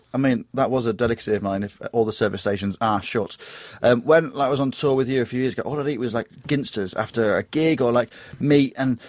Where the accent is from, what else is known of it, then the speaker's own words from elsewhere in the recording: Grimsby, Yorkshire and the Humber, United Kingdom; I am from North East Lincolnshire, Grimsby, in particular.